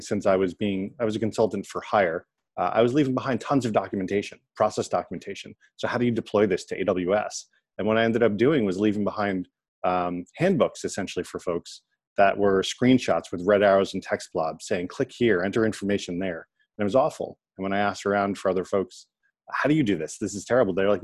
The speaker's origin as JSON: {"language": "English", "town": "New York City", "region": "New York", "country": "United States", "tie": "born or raised there", "said": "I'm a native New Yorker, born and bred in New York"}